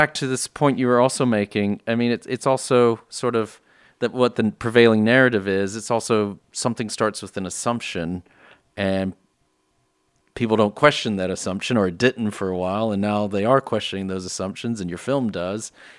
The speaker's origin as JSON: {"language": "English", "country": "United States", "moved": "yes", "said": "I'm from the States originally"}